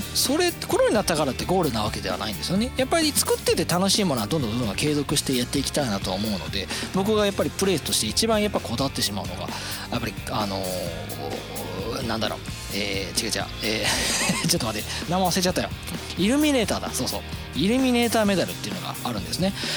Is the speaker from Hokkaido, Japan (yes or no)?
no; Itami, Hyogo, Japan; 僕の地元痛みなんですけど